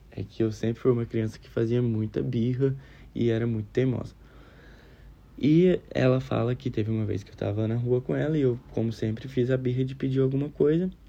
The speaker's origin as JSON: {"language": "Portuguese", "region": "Minas Gerais", "country": "Brazil", "said": "eu sou de Minas Gerais. Eu fazia engenharia florestal lá em Minas Gerais, fiz dois anos e meio."}